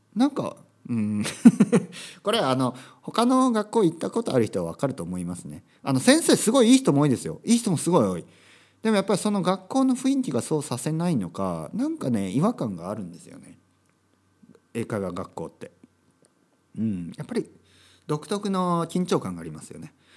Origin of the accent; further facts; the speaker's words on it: Japan